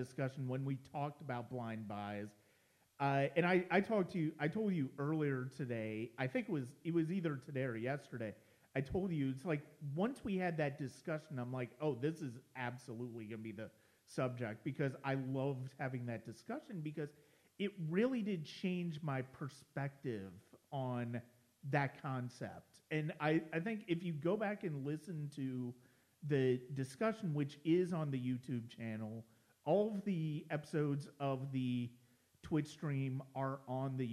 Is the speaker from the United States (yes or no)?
yes; Ohio, United States; moved away; I'm formerly from Ohio